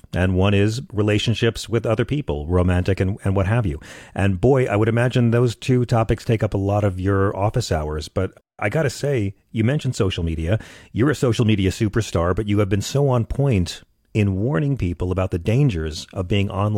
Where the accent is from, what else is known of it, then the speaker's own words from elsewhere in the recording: United States; speaking as an American